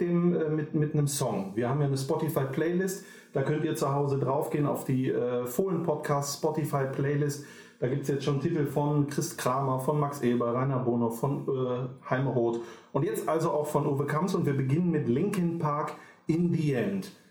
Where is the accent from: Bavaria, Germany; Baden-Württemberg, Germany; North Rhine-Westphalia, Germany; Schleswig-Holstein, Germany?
North Rhine-Westphalia, Germany; Düsseldorf; ich bin auch in Düsseldorf geboren, in Flingern